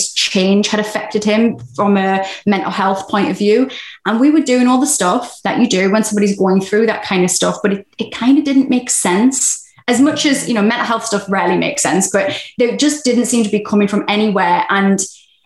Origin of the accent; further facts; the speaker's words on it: England, United Kingdom; being very English